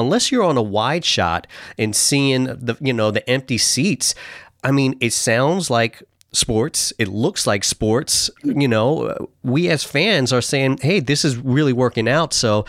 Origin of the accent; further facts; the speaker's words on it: New York, United States; now in Seattle, United States; I'm from New York